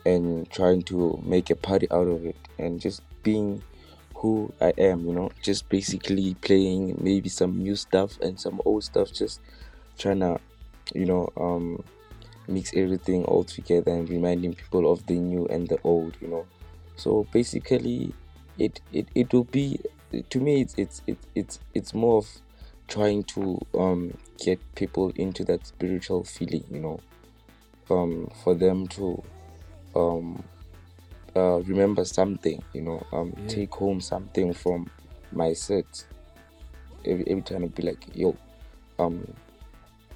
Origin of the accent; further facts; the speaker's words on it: Bethlehem, Free State, South Africa; I'm a DJ and a producer, all coming from Free State in the Bethlehem.